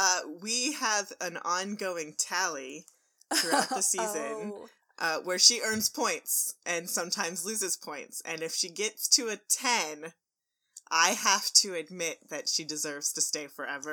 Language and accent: English; Texas, United States; we're from Texas. We eat the meat.